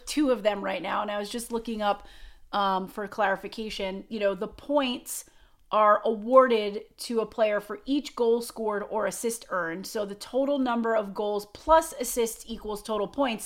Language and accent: English; Long Island, New York, United States; When I was a kid, I grew up on Long Island